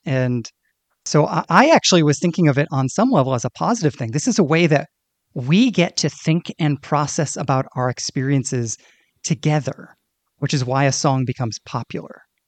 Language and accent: English; Northeast, United States; I grew up in the Northeast